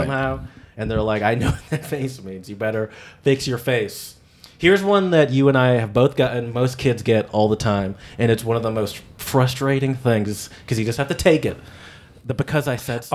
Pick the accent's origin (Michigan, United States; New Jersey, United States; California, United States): Michigan, United States; I'm from Michigan